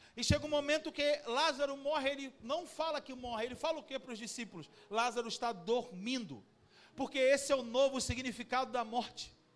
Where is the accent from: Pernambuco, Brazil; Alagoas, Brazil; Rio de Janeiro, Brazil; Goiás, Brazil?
Rio de Janeiro, Brazil; Cabo Frio; a nossa vida como brasileiro, cabo-friense